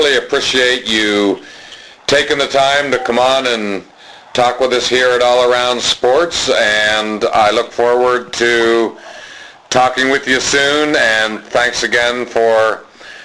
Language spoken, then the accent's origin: English; towards Pittsburgh, Pennsylvania, United States; moved away; I'm originally from Pennsylvania, although more out towards Pittsburgh